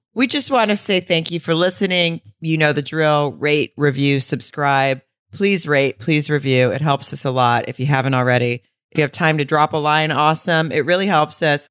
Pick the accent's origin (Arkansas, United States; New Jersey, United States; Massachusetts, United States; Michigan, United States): Arkansas, United States; I grew up in Arkansas